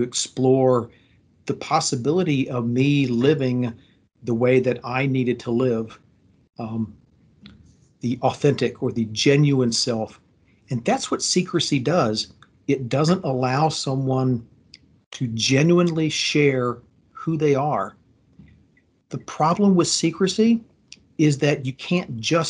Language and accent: English; Fredericksburg, Virginia, United States; I was born in Fredericksburg, Virginia in 1966